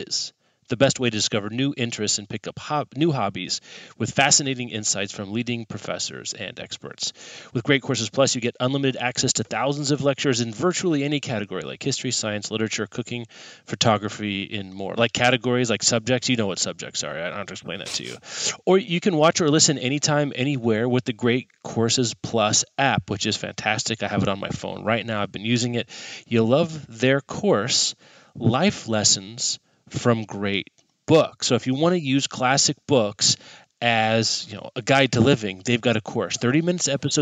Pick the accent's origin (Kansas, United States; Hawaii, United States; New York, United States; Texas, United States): Kansas, United States; as a kid growing up in Kansas, also known as the sweltering